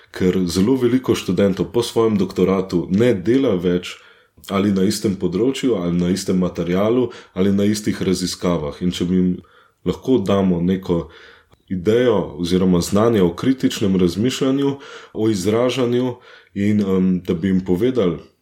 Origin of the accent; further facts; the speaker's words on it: near Katarina above Ljubljana, Central Slovenia, Slovenia; moved away as an adult; now in Düsseldorf, Germany; Katarina, nad Ljubljana, Sonce, zelo blizu mojega domačega kraja